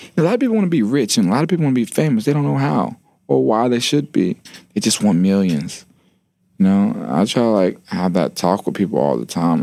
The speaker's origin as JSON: {"language": "English", "town": "Atlanta", "region": "Georgia", "country": "United States", "said": "I am from Atlanta"}